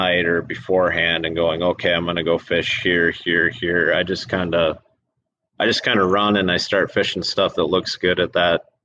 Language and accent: English; Wisconsin, United States; We're from Wisconsin